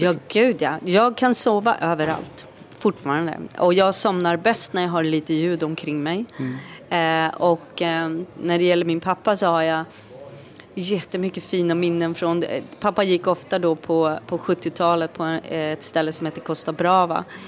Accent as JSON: {"language": "Swedish", "country": "Sweden", "tie": "born or raised there", "also_born_or_lived": "Norway", "said": "vi hade flyttat tillbaka till Sverige och eh, efter en tid i Norge"}